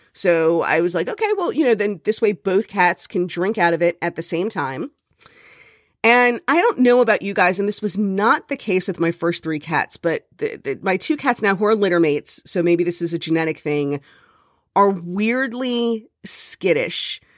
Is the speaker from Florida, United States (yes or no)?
yes; Miami, Florida, United States; now in Jersey City, United States; I'm from Miami